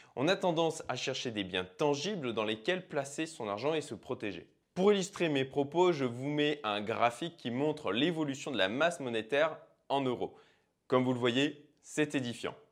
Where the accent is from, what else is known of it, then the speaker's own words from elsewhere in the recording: France; chez nous en France